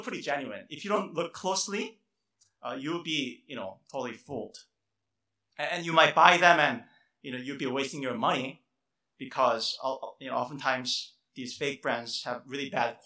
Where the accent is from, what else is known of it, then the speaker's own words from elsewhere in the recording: South Korea; moved away; I grew up in Korea in my childhood